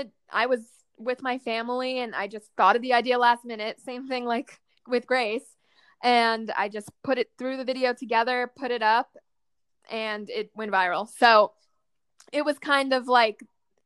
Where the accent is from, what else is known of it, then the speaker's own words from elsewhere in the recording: New York, United States; I grew up near New York City